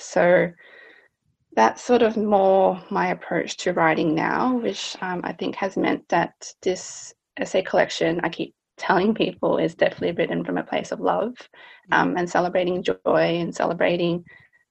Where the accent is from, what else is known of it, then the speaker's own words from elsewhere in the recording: Australia; growing up in Australia, you're often labeled as Asian